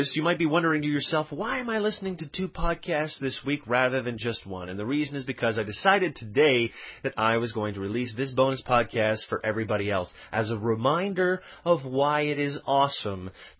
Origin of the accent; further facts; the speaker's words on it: Quebec, Canada; I was born in Quebec. I never really went very far